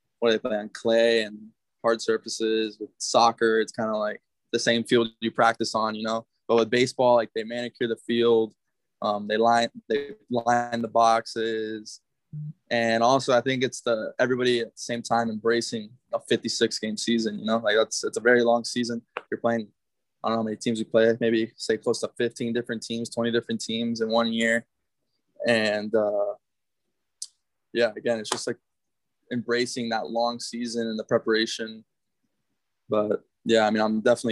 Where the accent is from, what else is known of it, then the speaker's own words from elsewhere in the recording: South Florida, United States; moved away; I'm from South Florida